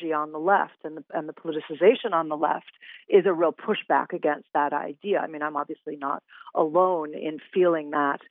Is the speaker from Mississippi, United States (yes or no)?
no; Winnetka, Illinois, United States; I grew up in Chicago. I grew up in the Chicago suburbs in Winnetka